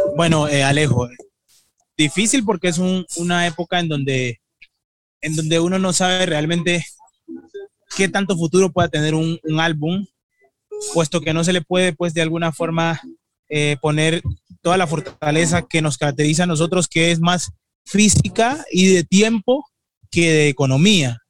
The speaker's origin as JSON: {"language": "Spanish", "country": "Colombia", "said": "yo soy colombiano"}